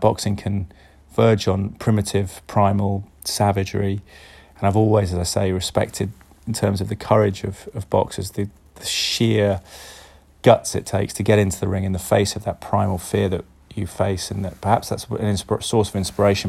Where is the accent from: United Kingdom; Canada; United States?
United Kingdom; Cheltenham, South West England; Cheltenham, my hometown